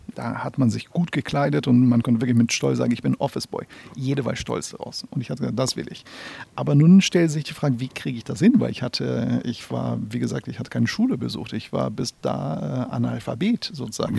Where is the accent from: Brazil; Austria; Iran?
Brazil; German is a second language; also born or lived in Northern Brazil / Amazonas / São Paulo; now in Hamburg, Germany; ich bin in Nordbrasilien geboren im Jahre 75. Und als ich zehn Monate alt war, hat meine Eltern sich entschieden, äh, nach Amazonas äh, umzuziehen.